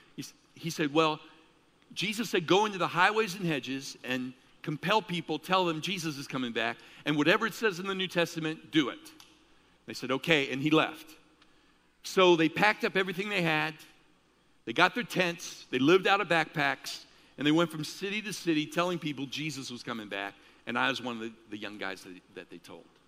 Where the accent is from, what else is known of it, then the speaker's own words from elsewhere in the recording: Chicago, Illinois, United States; I grew up in Chicago